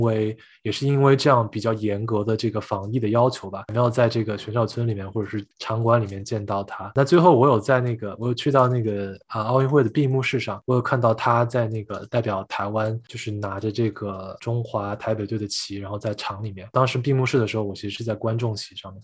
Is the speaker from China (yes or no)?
yes; Chengdu, Sichuan, China; 成都的话对我来说就是家的感觉吧，因为从小是在这个地方出生跟长大